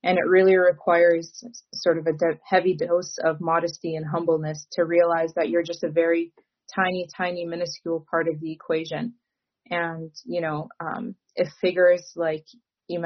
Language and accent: English; Michigan, United States; I'm also from Michigan